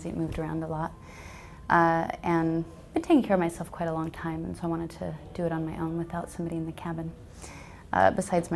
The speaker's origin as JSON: {"language": "English", "region": "Alaska", "country": "United States", "tie": "born or raised there", "said": "I'm from Alaska, my family were pioneers. I grew up on a homestead"}